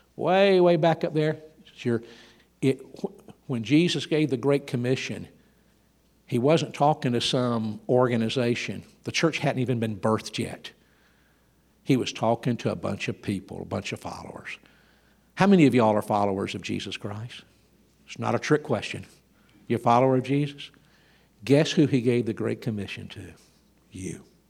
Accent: Georgia, United States; I grew up in Georgia

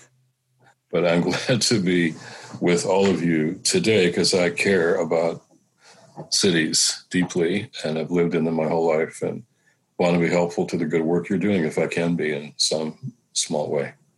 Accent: Detroit, Michigan, United States; I was a kid growing up in Detroit

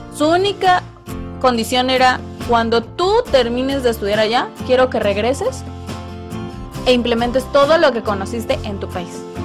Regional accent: Mexico; Yo soy mexicano y que mexicanos nos sentimos mexicanos aquí en China

